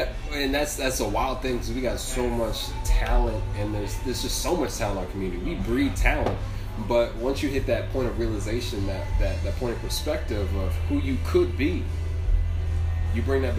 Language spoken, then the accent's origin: English; outside of Philadelphia, Pennsylvania, United States; moved away; also born or lived in South Carolina / Paris; I was living in South Carolina. I'm from the East Coast. I'm from outside of Philly.